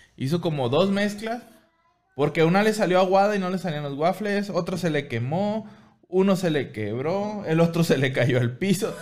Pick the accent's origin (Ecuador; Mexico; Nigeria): Mexico; también soy mexicano